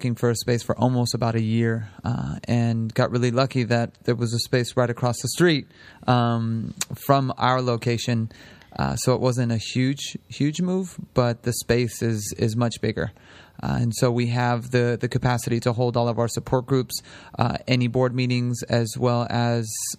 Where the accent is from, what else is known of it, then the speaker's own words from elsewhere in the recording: San Francisco, California, United States; now in Sonoma County, United States; I'm originally from San Francisco